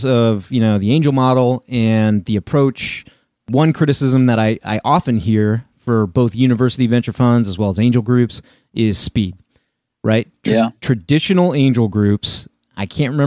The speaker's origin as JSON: {"language": "English", "region": "Illinois", "country": "United States", "tie": "born or raised there", "also_born_or_lived": "Denver area, Colorado", "said": "my hometown here in Illinois"}